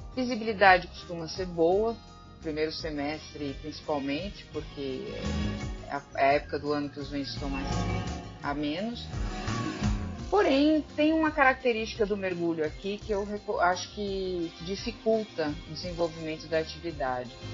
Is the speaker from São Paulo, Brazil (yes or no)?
yes; São Paulo, Brazil; now in Ceará, Brazil; como paulista quando vim morar aqui